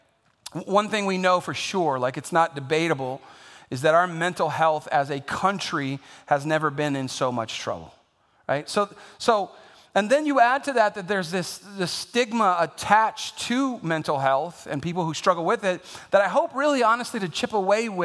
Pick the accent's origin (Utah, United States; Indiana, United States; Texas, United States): Texas, United States; San Antonio; I'm born and raised in San Antonio